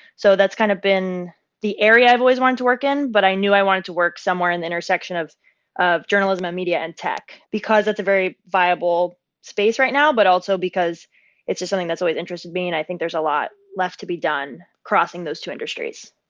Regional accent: San Diego, California, United States; moved away as an adult; also born or lived in upstate New York / New York City / Santa Barbara; I grew up in San Diego, California, which is heaven on earth.

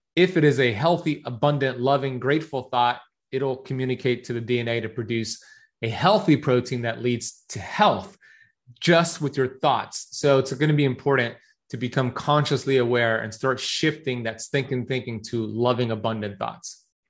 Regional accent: Miami Beach, Florida, United States; So I grew up here in Miami Beach, Florida. My parents immigrated here from Iran in the 70s.

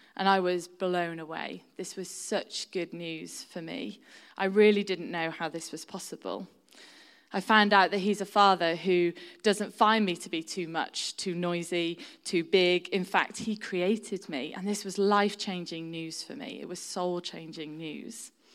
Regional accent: Shropshire, West Midlands, United Kingdom; now in York, United Kingdom; I've lived in York for, um, over twenty years now, but I'm originally from Shropshire, which is right on the border of North Wales

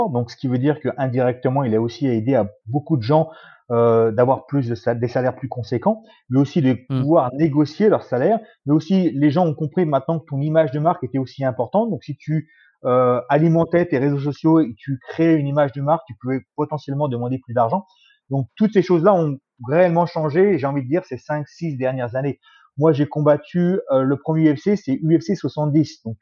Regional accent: Bourges, Centre-Val de Loire, France; also born or lived in Évry; Je suis né en France, à Évry. pour ceux qui ne savent pas, c'est en région parisienne. J'ai habité ensuite un peu partout en France, dans plusieurs patelins. Et puis j'ai atterri à Bourges pendant quelques temps, où j'ai vécu jusqu'à à peu près 20 ans.

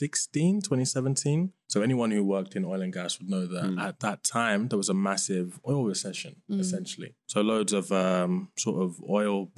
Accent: London, United Kingdom; moved away as an adult; now in Beijing, China; I'm from a place called Kentish Town in northwest London

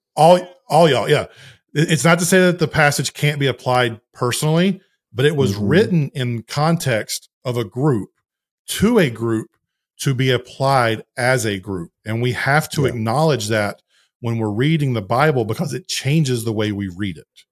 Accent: the South, United States; I'm a Southerner

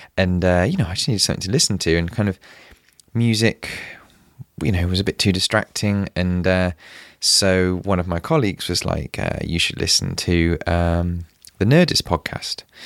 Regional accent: United Kingdom; I'm British

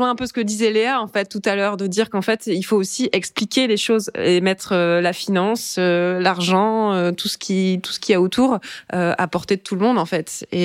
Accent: Brittany, France; Et aujourd'hui, elle est engagée en politique au conseil municipal du village où j'ai grandi en Bretagne.

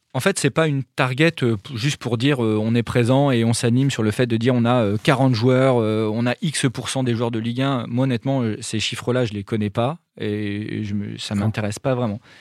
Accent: France; je suis français et qu'on est basé dans le nord de la France

